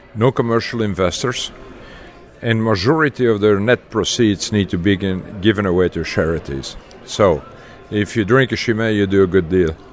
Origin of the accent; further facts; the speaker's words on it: Leuven, Flanders, Belgium; moved away as an adult; also born or lived in Texas, United States; now in United States; I grew up in Leuven, Belgium